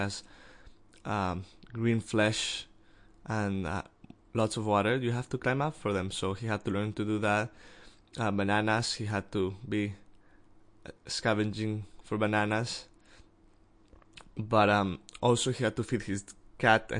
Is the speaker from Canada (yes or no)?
no; Mexico; I'm from Mexico